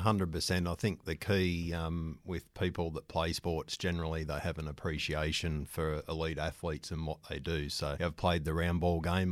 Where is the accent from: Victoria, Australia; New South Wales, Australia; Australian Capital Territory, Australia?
New South Wales, Australia; Newcastle; also born or lived in Melbourne; I'm a Novocastrian, so born and bred in Newcastle